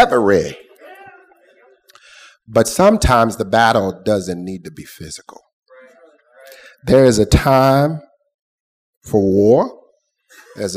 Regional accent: Lafayette, Louisiana, United States; Born and raised in North Lafayette.

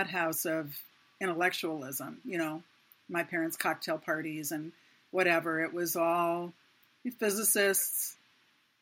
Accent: Downers Grove, Illinois, United States; I grew up in a small town in Illinois, not too far from Chicago, called Downers Grove

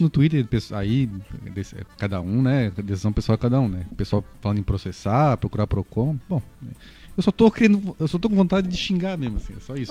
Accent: Florianópolis, Santa Catarina, Brazil

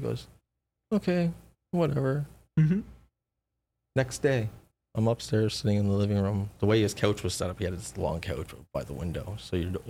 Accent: Toronto, Ontario, Canada; I'm from Scarborough

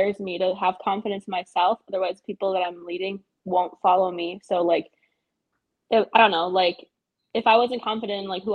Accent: Milwaukee, Wisconsin, United States; moved away as an adult; also born or lived in Germany; I'm from Milwaukee, Wisconsin.

